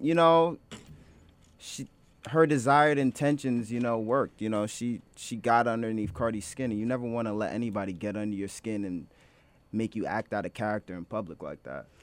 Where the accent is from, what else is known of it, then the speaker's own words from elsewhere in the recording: New York City, New York, United States; I'm a Harlem native